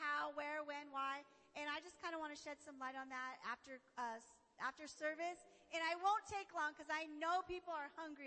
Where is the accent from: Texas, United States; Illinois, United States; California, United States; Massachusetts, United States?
California, United States; Barstow; I live in Barstow